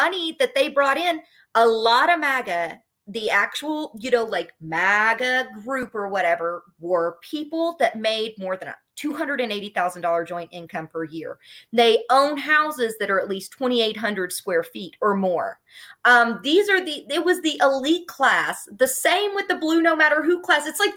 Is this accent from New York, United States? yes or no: no; Appalachia, Kentucky, United States; from Kentucky who does have degrees, but I was like from Appalachia